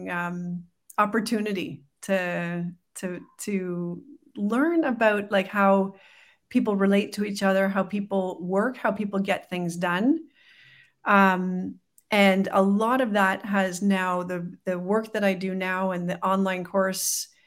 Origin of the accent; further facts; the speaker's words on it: Canada; Well, we're a bicultural family, so we've got um, my husband's Colombian, I'm Canadian.